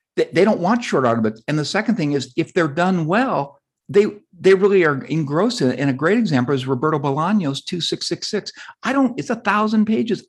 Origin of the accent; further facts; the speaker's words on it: Southern California, United States; I grew up in Southern California